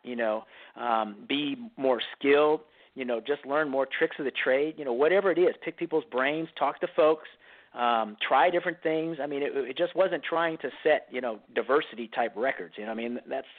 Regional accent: Northern California, United States; moved away as an adult; I'm from Northern California

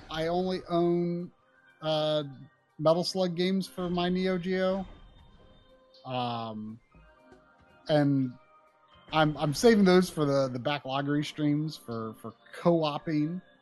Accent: Brazil; English is a second language; This game is so amazing. I'm from Brazil.

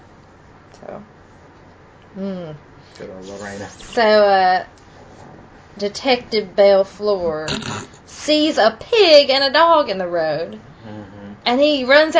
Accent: the South, United States; accent: country; we are from the South.

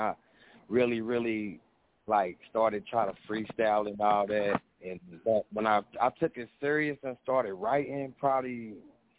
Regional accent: Indianapolis, Indiana, United States; I was born in Indianapolis, Indiana, but my roots is down south

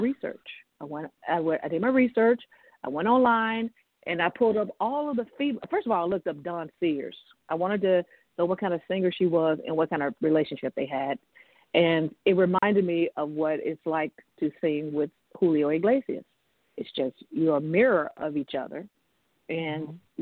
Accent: Memphis, Tennessee, United States; I grew up in Memphis, Tennessee

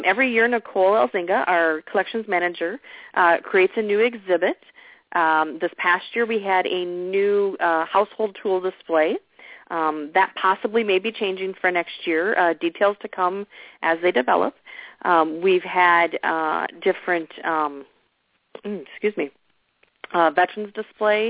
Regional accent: Walnut Grove, Minnesota, United States; My hometown was on TV once a week

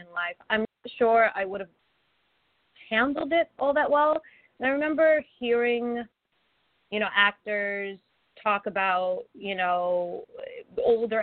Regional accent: Orlando, Florida, United States; also born or lived in Virgin Islands; when I was 7 years old, I moved from the Virgin Islands, which was a big deal for me at the time. I loved growing up in Orlando

